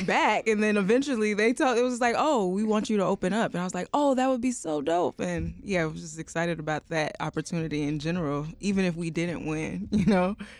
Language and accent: English; Chicago, Illinois, United States; also born or lived in Nigeria; I'm Nigerian, I am American